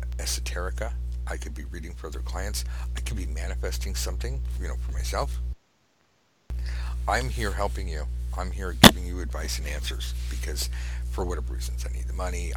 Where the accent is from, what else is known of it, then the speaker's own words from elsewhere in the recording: California, United States; I'm from California